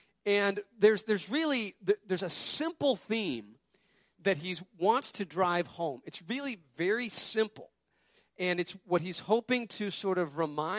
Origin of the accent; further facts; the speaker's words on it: Wyoming, United States; moved away as an adult; also born or lived in Colorado / Massachusetts / Maryland; now in New Jersey, United States; I was born in Wyoming, lived there for 22 years, then I moved to Colorado, then I moved to Massachusetts to go to seminary, then I moved to Maryland, served in a church there, found a wife, got married, Maryland.